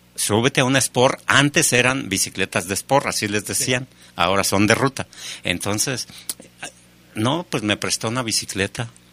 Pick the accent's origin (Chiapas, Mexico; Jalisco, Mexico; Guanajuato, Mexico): Guanajuato, Mexico; León; Ahí en el Cuecillo, de donde yo soy, en el barrio del Cuecillo, en la calle Jalapa